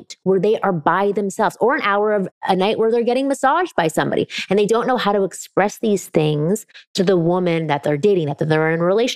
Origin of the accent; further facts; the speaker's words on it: Toronto, Ontario, Canada; I'm Canadian from Toronto